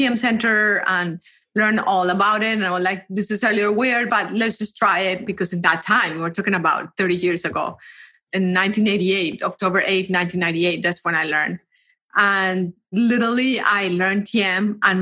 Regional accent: Colombia; I am from Colombia. I actually went to school in Colombia, and then I went to college in Colombia.

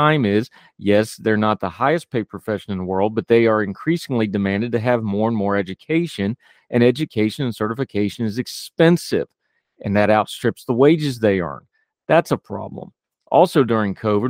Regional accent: West Virginia, United States; My home state of West Virginia

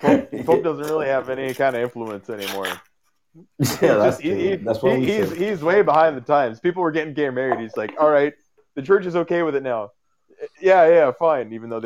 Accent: Eastern Canada, Canada; Oh, yes, I'm Eastern Canadian.

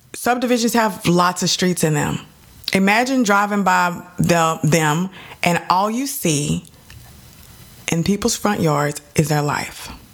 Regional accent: Dallas, Texas, United States; I'm from Dallas

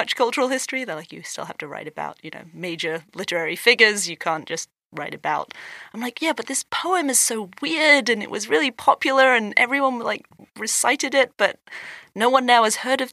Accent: England, United Kingdom; moved away as an adult; now in United States; would I go back to England

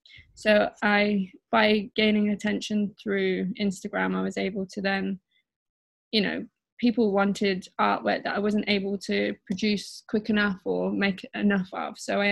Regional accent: Midlands, United Kingdom; now in London, United Kingdom; Mm-hmm. And I'm 27 from the Midlands, and I currently live in London.

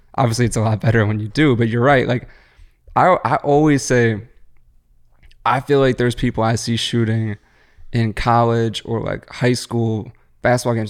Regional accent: Philadelphia, Pennsylvania, United States; growing up in Philly

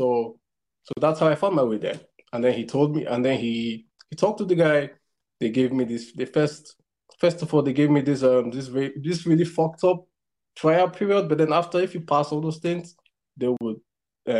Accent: Nigeria; moved away as an adult; now in China; I'm Nigerian

